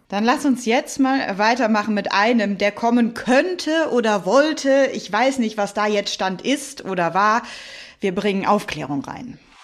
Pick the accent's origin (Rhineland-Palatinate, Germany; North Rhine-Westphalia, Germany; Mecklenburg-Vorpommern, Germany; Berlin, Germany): North Rhine-Westphalia, Germany; Cologne; für mich als gebürtige Kölnerin